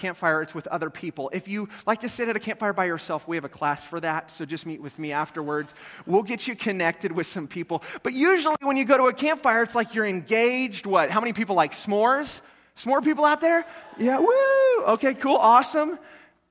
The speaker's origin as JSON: {"language": "English", "town": "North Platte", "region": "Nebraska", "country": "United States", "moved": "yes", "said": "I'm originally from North Platte."}